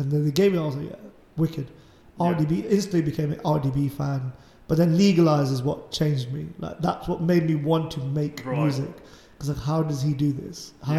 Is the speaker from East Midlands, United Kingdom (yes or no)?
yes; Leicester, East Midlands, United Kingdom; I'm from Leicester.